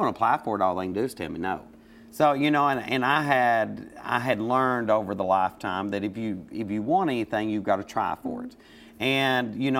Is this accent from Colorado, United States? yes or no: no; Laurel County, Kentucky, United States; I was raised on a huge farm in Laurel County